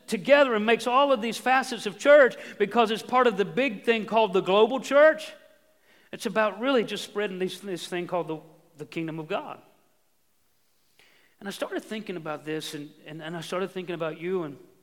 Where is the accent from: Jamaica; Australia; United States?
United States; moved away as an adult; also born or lived in Ohio; this is my hometown. I grew up here, but that was home for 17 years